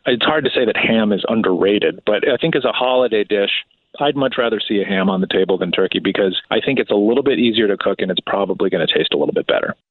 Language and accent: English; outside of Chicago, Illinois, United States; born or raised there